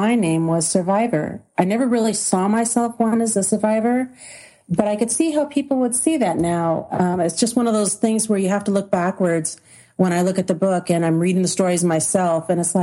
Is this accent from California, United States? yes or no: yes; Southern California, United States; moved away as an adult; And I thought I had the typical childhood that everybody would have in Southern California, raised in a middle-class neighborhood.